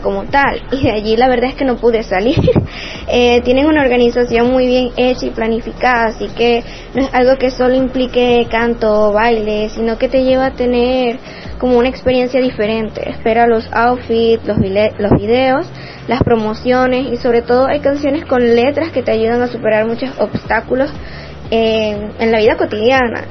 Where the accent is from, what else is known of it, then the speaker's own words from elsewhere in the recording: Puerto Ordaz, Bolívar, Venezuela; soy de Puerto Ordaz, Estado Bolívar